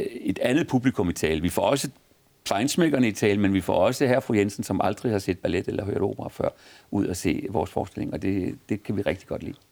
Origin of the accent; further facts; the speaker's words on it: Copenhagen, Capital Region of Denmark, Denmark; min far var menighedsrådsformand i en kirke på Vesterbro, hvor jeg, hvor vi, hvor jeg voksede op